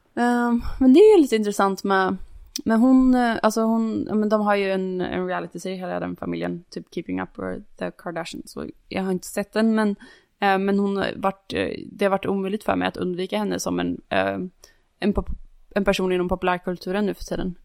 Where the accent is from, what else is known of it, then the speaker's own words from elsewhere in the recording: Varberg, Halland County, Sweden; moved away; Varberg där jag kommer ifrån